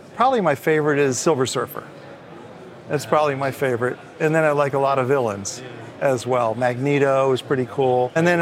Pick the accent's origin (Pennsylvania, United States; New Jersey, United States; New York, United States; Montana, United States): New Jersey, United States; moved away; I grew up in New Jersey